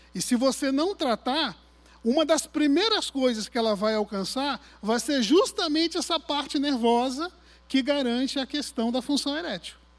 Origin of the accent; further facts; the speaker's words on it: Arraial do Cabo, Rio de Janeiro, Brazil; Eu nasci em Cabo Frio, fui criado em Arraial do Cabo